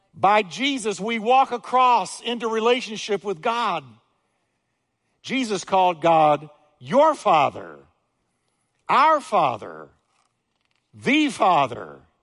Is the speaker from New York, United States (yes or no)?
yes; New York, United States; I'm from New York, don't hold it against me. I'm from New York